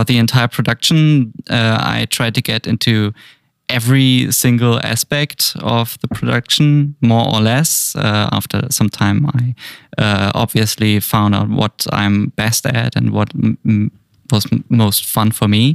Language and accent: English; Munich, Bavaria, Germany; moved away as an adult; now in Amsterdam, Netherlands; I'm from Germany. I'm a 3D artist from Germany, Munich, previously